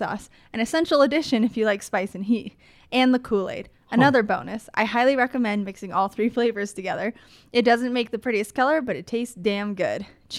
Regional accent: East Coast, United States; I'm from the East Coast, and we don't really have good alternatives to substandard Subway.

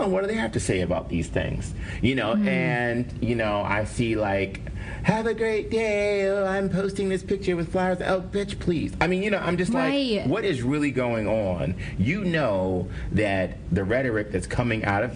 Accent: Cleveland, Ohio, United States; I'm from Cleveland, and we have, like, a pack mentality.

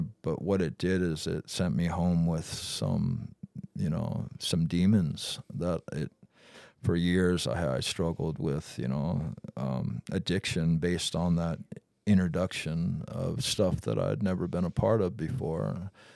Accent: Vancouver, the Northwest, Washington, United States; also born or lived in Battle Ground, Washington / Vashon Island, Washington; being just a kid growing up in the Northwest

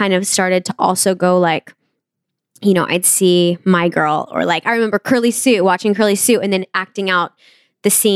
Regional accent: Wayne, Nebraska, United States; moved away as an adult; also born or lived in North Bend, Nebraska / New York City; I was born in Nebraska

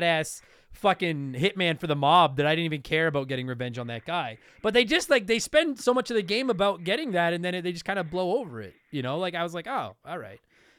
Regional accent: Canada; We're both Canadian

